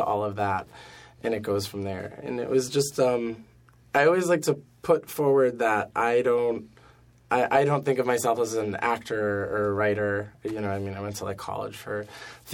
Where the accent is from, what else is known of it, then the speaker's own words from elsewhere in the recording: Buffalo, New York, United States; now in New York City, United States; I'm from Buffalo